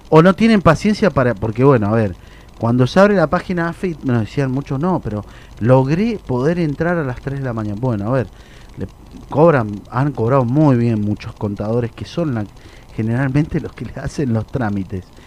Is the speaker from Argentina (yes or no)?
yes; Mendoza, Argentina; yo soy de Mendoza